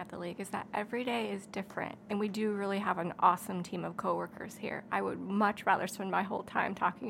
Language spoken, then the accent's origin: English; Van Meter, Iowa, United States; High school career, I went to Van Meter High School. My kids currently attend that school district